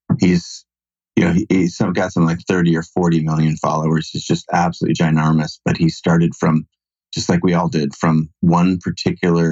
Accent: Seattle, Washington, United States; also born or lived in San Francisco; Grew up in Seattle

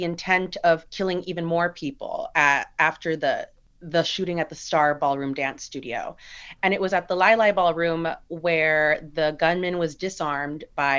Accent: San Gabriel Valley, California, United States; we grew up in the San Gabriel Valley.

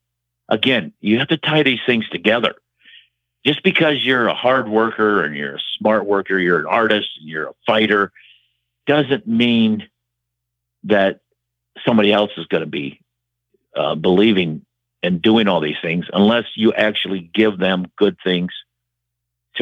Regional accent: Waterloo, Iowa, United States; Waterloo, my hometown

